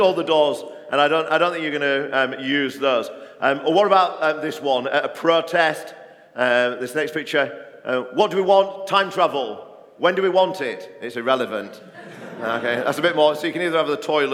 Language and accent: English; Barnsley, Yorkshire and the Humber, United Kingdom; moved away; I grew up in a mining village in South Yorkshire in Barnsley